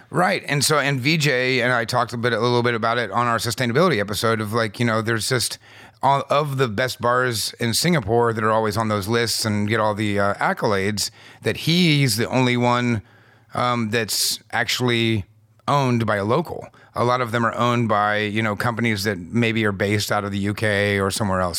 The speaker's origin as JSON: {"language": "English", "country": "United States", "said": "as an American having, you know, you, the, the blue passport"}